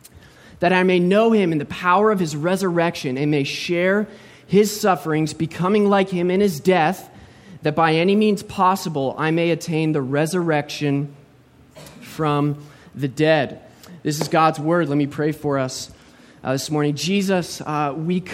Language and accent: English; United States; moved away as an adult; also born or lived in St. Petersburg, Florida; now in Vancouver, Canada; I was born and raised in the States